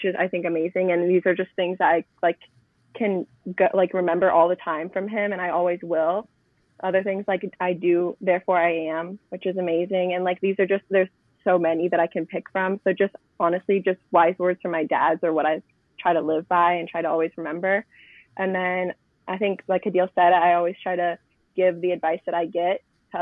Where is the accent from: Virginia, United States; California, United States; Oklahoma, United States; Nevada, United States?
Virginia, United States; Chesapeake; now in Northern Virginia, United States; I am originally from Chesapeake, but I moved to Northern Virginia Chesapeake, Virginia. But I live in Northern Virginia now